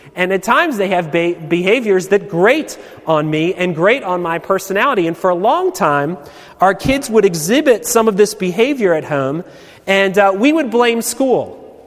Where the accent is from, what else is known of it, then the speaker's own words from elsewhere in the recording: Baltimore, Maryland, United States; I'm from Baltimore.